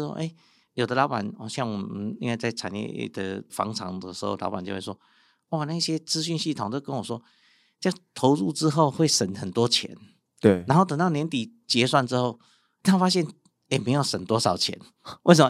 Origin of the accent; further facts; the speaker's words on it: Yilan, Yilan County, Taiwan; moved away as an adult; also born or lived in Taipei; 像我们从宜兰出，来台北读书